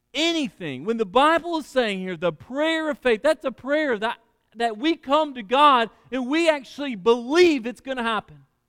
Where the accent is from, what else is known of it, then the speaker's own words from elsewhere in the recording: Alabama, United States; church I grew up in in Alabama